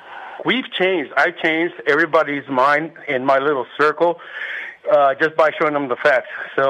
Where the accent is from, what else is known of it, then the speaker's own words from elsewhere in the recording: Guadalajara, Jalisco, Mexico; also born or lived in California; now in Sonora, California, United States; I was born in Guadalajara, Jalisco. I am an American born in Mexico.